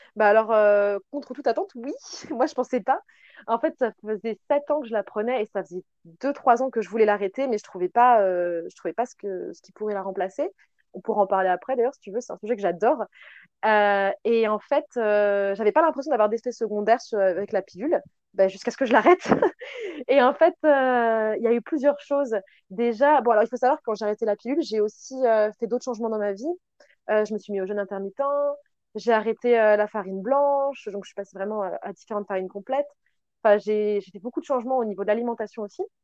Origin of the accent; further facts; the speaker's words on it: France; on est française